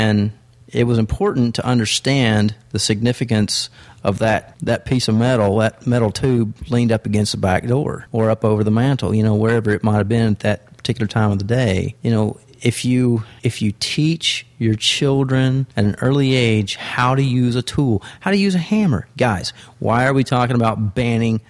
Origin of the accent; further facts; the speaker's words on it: Texas, United States; I'm from Texas.